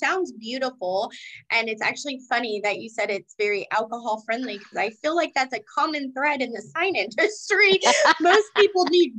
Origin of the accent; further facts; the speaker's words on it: Kentucky, United States; I'm currently in Chicago. I'm not even in my hometown. So we're kind of closer. I'm closer to you now, I think, than I was in Kentucky.